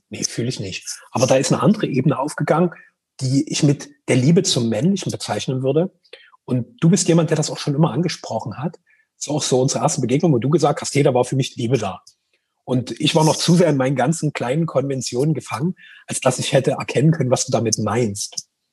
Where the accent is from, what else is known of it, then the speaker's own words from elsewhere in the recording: Greater Dresden area, Saxony, Germany; Wir kommen ja beide aus dem Großraum Dresden